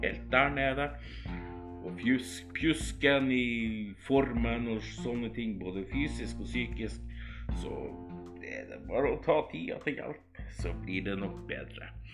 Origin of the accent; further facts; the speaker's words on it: Alta, Finnmark, Norway; also born or lived in Skien, Telemark; now in Troms, Norway; jeg er egentlig fra Alta i Finnmark